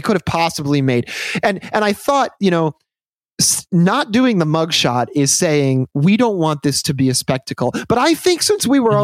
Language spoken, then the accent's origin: English; Michigan, United States; I'm from Michigan